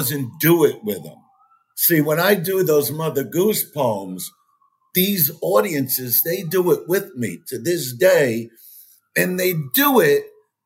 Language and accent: English; New York City, New York, United States; I'm from Brooklyn, New York